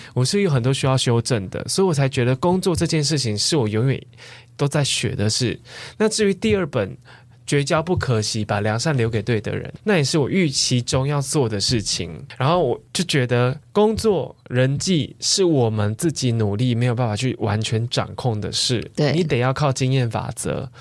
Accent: southern Taiwan, Taiwan; moved away; 我是南部人嘛

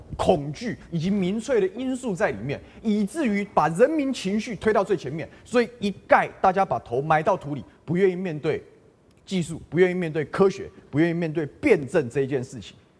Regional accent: Taoyuan, Taiwan; 我从我的家乡桃园啊， 二零一九年我们在议会质询

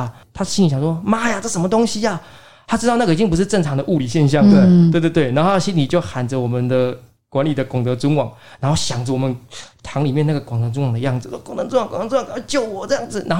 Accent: Taiwan; 因为在日据时期的时候，我们台湾人都会有一个不好的习惯，就是如果因为重男轻女，如果生到女的话，嗯，就会把她溺死之类的。

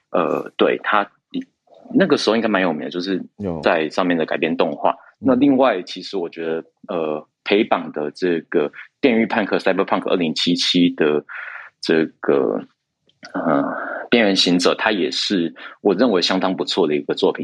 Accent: Taiwan; 我们台湾这边

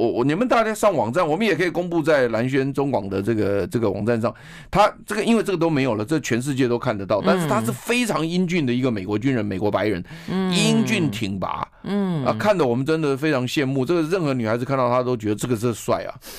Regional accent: Taiwan; 我们都是台湾人

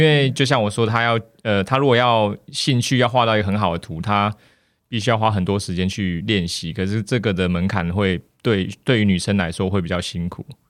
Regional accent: Taiwan; moved away as an adult; also born or lived in Australia; 因为我自己以前在台湾的时候，其实是 很安逸的一个状态

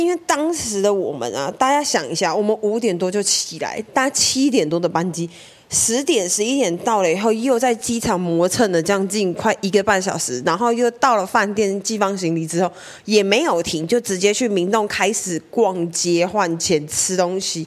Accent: Taiwan; 我们来自台湾

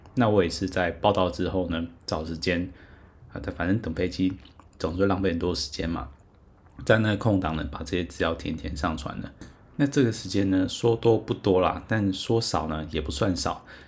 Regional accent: Taiwan; 我是台湾人

